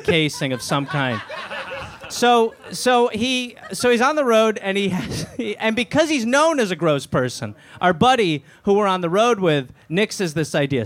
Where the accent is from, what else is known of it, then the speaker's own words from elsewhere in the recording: Wisconsin, United States; I'm from Wisconsin.